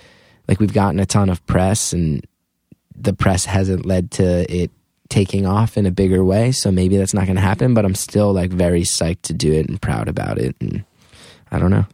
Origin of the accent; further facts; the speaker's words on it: Northeast, United States; growing up in the Northeast, like, oh, like, Howard Stern was on the radio every day.